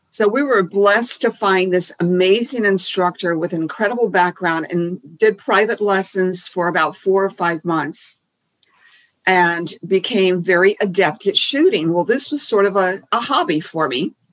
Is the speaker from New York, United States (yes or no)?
no; Key West, Florida, United States; growing up in Key West, there were no guns.